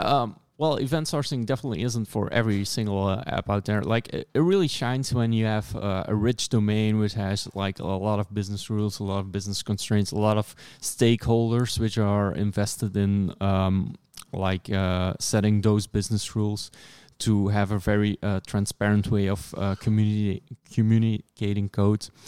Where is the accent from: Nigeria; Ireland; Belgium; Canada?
Belgium; I'm from Belgium.